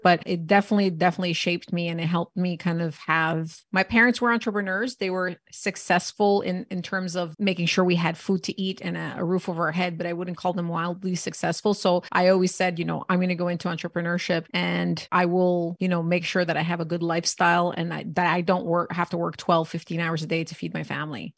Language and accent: English; Canada; born and raised in Canada